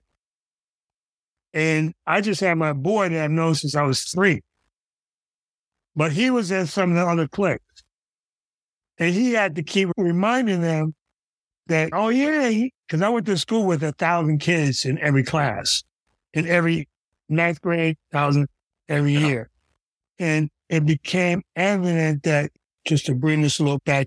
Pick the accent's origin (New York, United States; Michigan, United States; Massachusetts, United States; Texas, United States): Michigan, United States; Detroit; I'm from Detroit